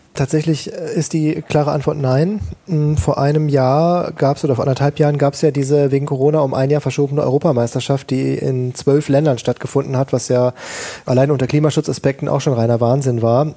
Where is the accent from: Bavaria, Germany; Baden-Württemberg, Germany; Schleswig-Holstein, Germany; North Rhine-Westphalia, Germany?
North Rhine-Westphalia, Germany; Ruhr area; ich komme aus dem Ruhrgebiet gebürtig, da ist Fußball eins der ganz wichtigen Themen